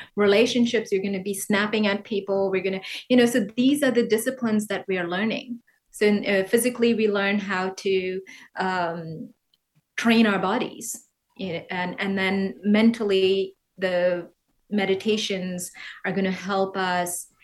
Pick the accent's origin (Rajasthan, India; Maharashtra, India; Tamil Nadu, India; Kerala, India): Kerala, India; moved away as an adult; now in New York City, United States; Originally, I'm from Kerala, which is down south